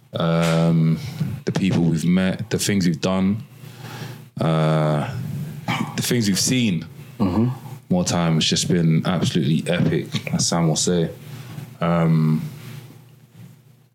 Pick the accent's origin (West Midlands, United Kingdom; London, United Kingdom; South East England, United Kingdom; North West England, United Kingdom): London, United Kingdom; We're from London